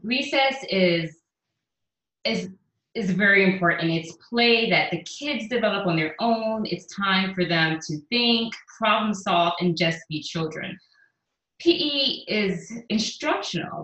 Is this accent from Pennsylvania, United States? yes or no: no; New York City, New York, United States; also born or lived in Caribbean; now in Houston, United States; I grew up in the Bronx. I'm from New York.